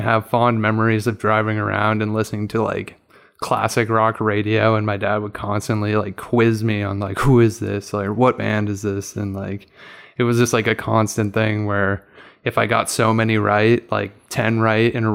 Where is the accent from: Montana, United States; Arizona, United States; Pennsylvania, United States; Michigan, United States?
Montana, United States; growing up in Montana